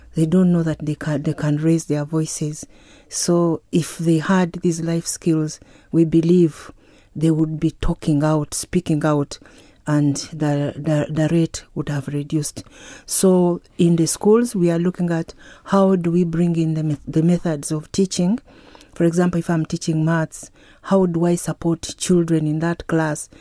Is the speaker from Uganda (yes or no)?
yes; Uganda; from Uganda.